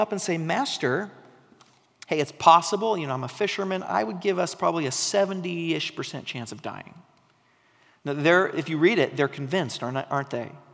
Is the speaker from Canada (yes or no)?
no; Oregon coast, United States; I grew up on the Oregon coast